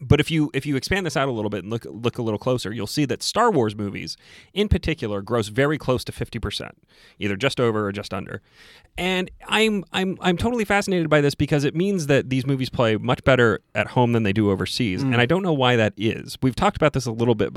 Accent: United States; I'm an American male between the age of, you know, 15 and 100

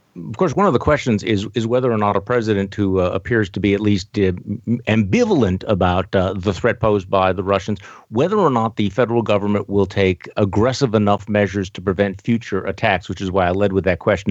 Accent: Wisconsin, United States; I'm from Wisconsin

